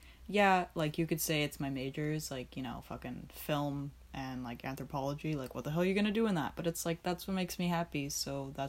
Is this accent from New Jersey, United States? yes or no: no; Florida, United States; now in New York, United States; I had no idea what they were before I moved to New York. I grew up in Florida.